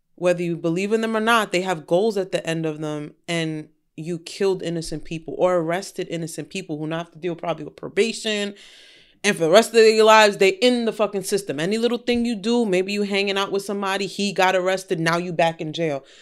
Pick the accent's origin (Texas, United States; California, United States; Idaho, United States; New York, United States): New York, United States; Yonkers